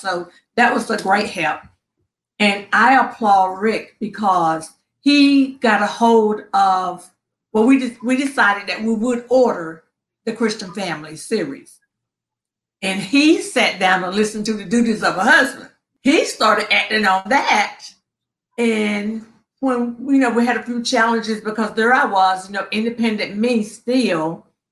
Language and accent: English; Princeton, North Carolina, United States; now in Upper Marlboro, United States; I am originally from Princeton, very small town in North Carolina